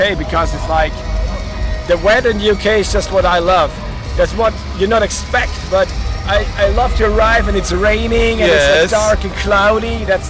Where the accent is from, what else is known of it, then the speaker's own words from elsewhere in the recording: Austria; Like to be honest, we are from Austria